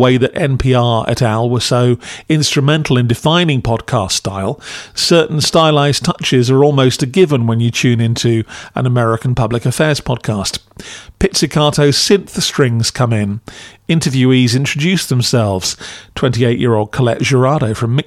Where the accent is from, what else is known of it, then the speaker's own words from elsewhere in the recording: United Kingdom; as a Brit